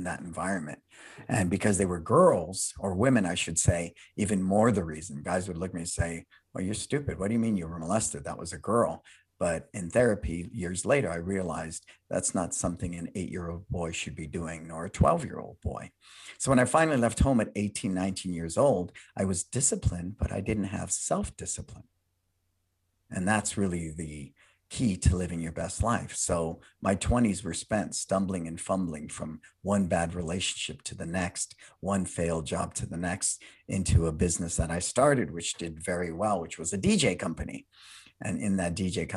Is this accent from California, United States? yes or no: yes; San Francisco, California, United States; I was born and raised in San Francisco